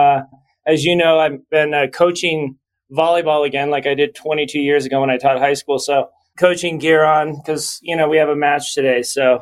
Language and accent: English; Las Vegas, Nevada, United States; also born or lived in New Jersey; I grew up in Las Vegas. I grew up in New Jersey while he made a really nice mid six-figure income